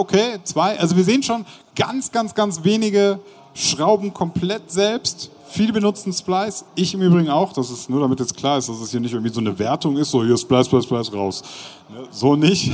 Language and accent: German; Bonn, North Rhine-Westphalia, Germany; ich komme ja aus Bonn, nicht weit weg von Köln